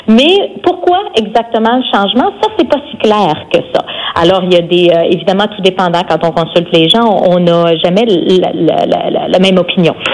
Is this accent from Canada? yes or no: yes; Saint-Ambroise, Quebec, Canada; also born or lived in Jonquière, Canada; now in Quebec City region, Canada; Je suis native de Saint-Ambroise, au et lac saint jean